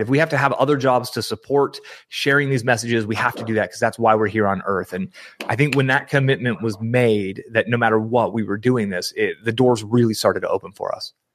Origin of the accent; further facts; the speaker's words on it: San Francisco Bay Area, California, United States; I grew up in the San Francisco Bay Area